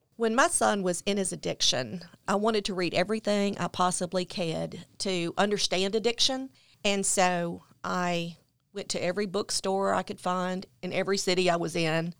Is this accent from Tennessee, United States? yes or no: yes; Memphis, Tennessee, United States; I grew up in Memphis, Tennessee.